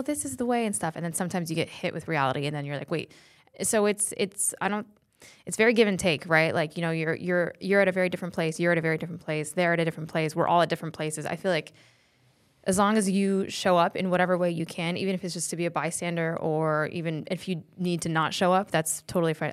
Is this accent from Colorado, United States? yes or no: yes; Fort Collins, Colorado, United States; born or raised there; accent: valley girl; moved away as an adult; now in Los Angeles, United States